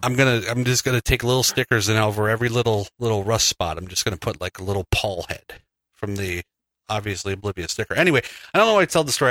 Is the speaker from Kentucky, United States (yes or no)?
yes; Kentucky, United States; I'm from Kentucky